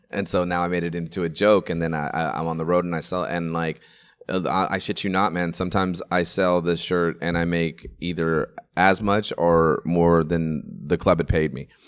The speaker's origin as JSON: {"language": "English", "town": "Sacramento", "region": "California", "country": "United States", "tie": "born or raised there", "said": "I used to live in a nice little neighborhood in, in Sacramento at the time. It was called Green Haven."}